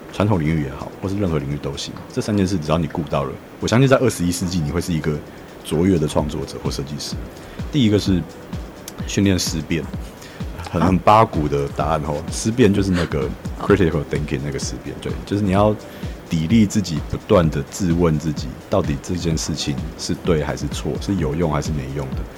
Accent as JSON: {"language": "Chinese", "region": "Miaoli County", "country": "Taiwan", "moved": "as an adult", "lives_now": "New Taipei, Taiwan", "said": "我是苗栗人，然后离开苗栗之后，我来台北读那个设计学院，即便我是读台北的学校，但是我是住在新北的"}